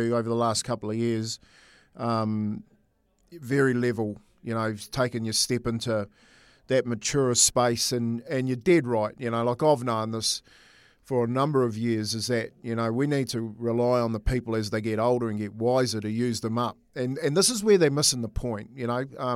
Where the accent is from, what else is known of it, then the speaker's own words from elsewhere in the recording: New Zealand; as a Kiwi